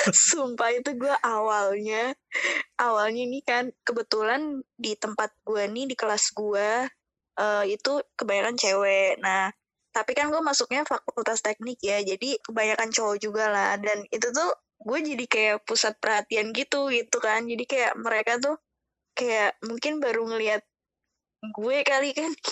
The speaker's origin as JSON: {"language": "Indonesian", "town": "Bekasi", "region": "West Java", "country": "Indonesia", "lives_now": "Semarang, Indonesia", "said": "istilahnya gue kan orang Bekasi nih ya Lu kan tuh orang Bekasi kan"}